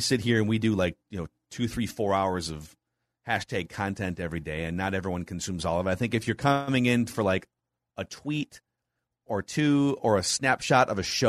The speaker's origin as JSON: {"language": "English", "region": "Utah", "country": "United States", "tie": "born or raised there", "moved": "as an adult", "lives_now": "Denver, United States", "said": "I live in Denver. Been here almost 20 years, but born and raised in Utah."}